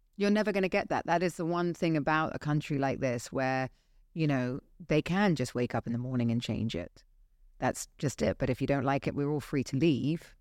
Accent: Dorset, South West England, United Kingdom; now in Dubai, United Arab Emirates; I grew up in Dorset

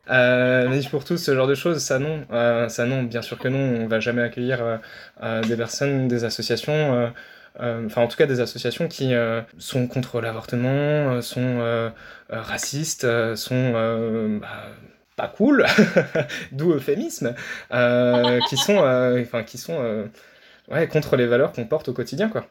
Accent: Nancy, Grand Est, France; je viens de Nancy, donc en Lorraine

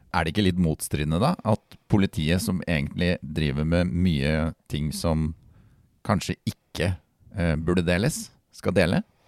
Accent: Halden, Østfold, Norway; jeg kommer jo fra uh, verdensmetropolen Halden

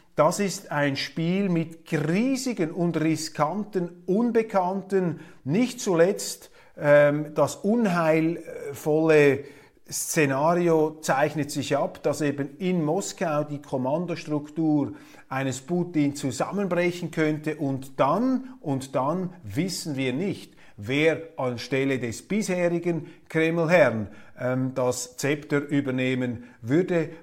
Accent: Zurich, Switzerland; wir Zürcher Naivlinge

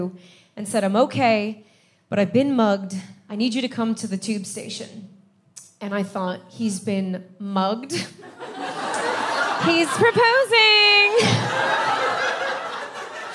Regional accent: United States; now in London, United Kingdom; I'm American and my husband is Irish, but we live in London.

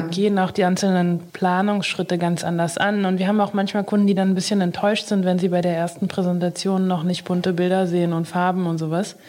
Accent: Berlin, Germany; also born or lived in Haifa, Israel; Ich würde sagen, dass Berlin oder Deutschland schon meine Heimat ist. Ich ja. bin hier, seitdem ich zwei Jahre alt bin.

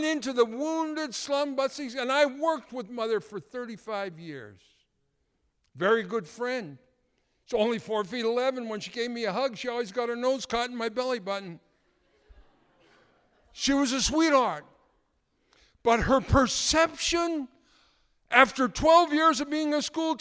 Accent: Canada; being a Canadian

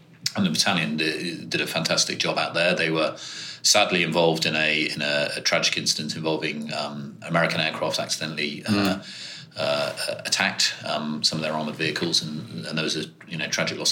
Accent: Birmingham, West Midlands, United Kingdom; I grew up in Birmingham, schooled in Birmingham

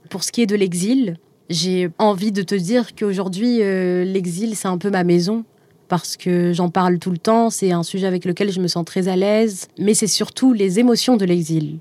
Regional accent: Algiers, Algiers Province, Algeria; moved away as an adult; ce qui me lie encore à Alger surtout. J'y suis née, j'y ai grandi.

